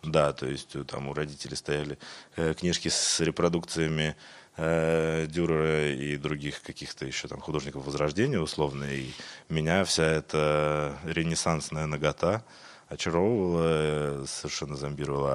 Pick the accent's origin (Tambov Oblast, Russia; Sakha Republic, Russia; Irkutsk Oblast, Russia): Irkutsk Oblast, Russia; Irkutsk; moved away as an adult; also born or lived in Moscow; Я из Иркутска, я сибиряк